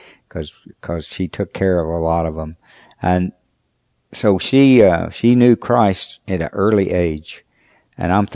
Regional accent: Shawnee, Oklahoma, United States; I was raised in Shawnee, Oklahoma, with my mother and my father

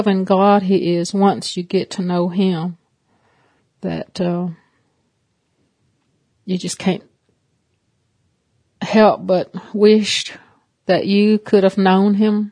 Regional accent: Cherokee, North Carolina, United States; I'm from Cherokee, North Carolina, with the Eastern Band of Cherokee Indians.

